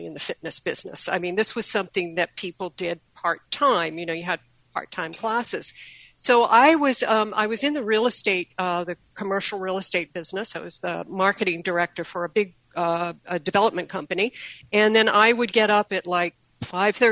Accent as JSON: {"language": "English", "region": "Maine", "country": "United States", "moved": "yes", "lives_now": "Sarasota, United States", "said": "I'm actually originally from Maine"}